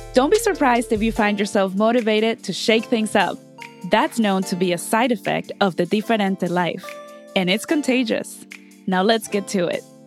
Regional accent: Mexico City, Mexico; I'm from Mexico

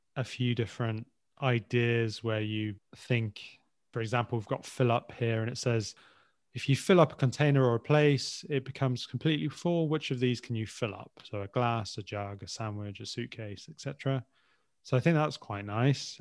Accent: England, United Kingdom; As English in particular.

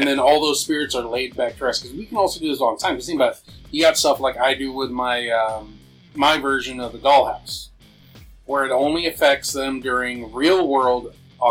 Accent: New Mexico, United States; my home state of New Mexico

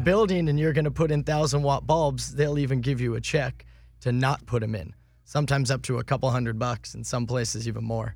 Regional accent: Southern California, United States; I grew up here in Southern California

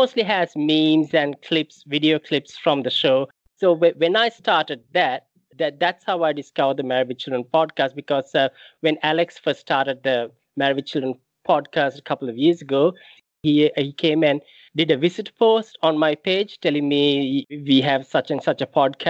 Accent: Sri Lanka; moved away; I grew up in Sri Lanka

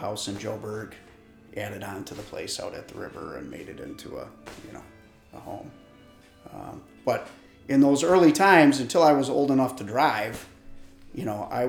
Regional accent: West Branch of Big Creek, near Lovells, northern Michigan, United States; I grew up on the West Branch of Big Creek, not too far from Lovells here. And both of my parents were school teachers, Johannesburg Lewiston.

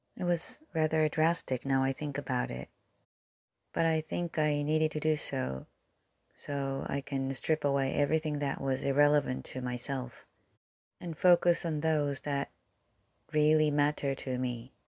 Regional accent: South Korea; English is a second language; moved away; I was born and raised in Korea

